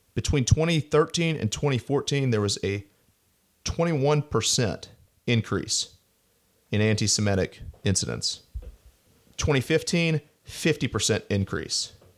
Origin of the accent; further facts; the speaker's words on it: Montgomery, Alabama, United States; moved away; also born or lived in Washington, D.C.; my hometown synagogue in Montgomery, Alabama